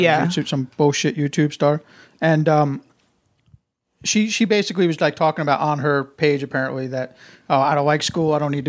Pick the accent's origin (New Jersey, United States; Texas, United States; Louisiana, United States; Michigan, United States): New Jersey, United States; moved away as an adult; also born or lived in West Virginia / New York City; born and raised in New Jersey.